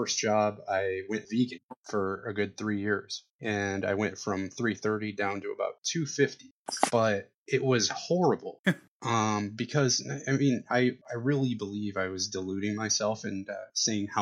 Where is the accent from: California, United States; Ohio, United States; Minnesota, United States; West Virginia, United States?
Ohio, United States; Toledo; I was working at a physical therapy practice here in my hometown, Toledo, Ohio